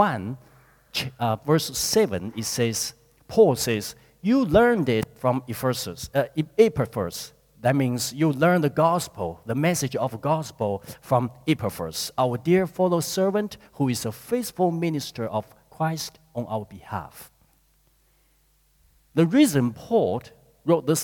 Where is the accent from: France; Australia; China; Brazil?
China; moved away as an adult; now in New Zealand; I grew up in China